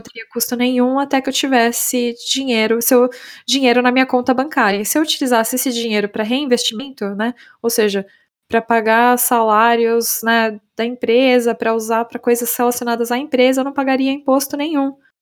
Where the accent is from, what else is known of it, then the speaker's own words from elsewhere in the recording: Brazil; moved away as an adult; now in Estonia; para nós brasileiros